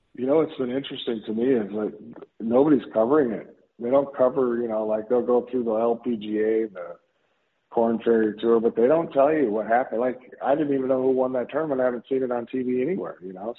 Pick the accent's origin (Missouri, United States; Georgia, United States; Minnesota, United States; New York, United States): Minnesota, United States; I grew up in Minnesota, you know, so we played hockey all the time.